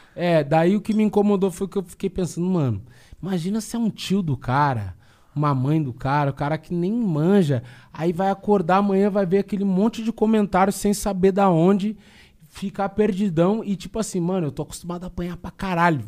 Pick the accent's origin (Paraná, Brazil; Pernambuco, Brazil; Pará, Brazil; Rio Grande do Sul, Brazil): Rio Grande do Sul, Brazil; eu sou gaúcho